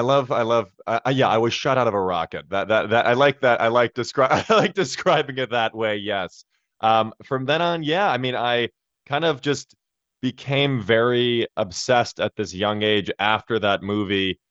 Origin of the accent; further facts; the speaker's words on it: Chicago, Illinois, United States; I grew up in Chicago right near Second City, about five minutes away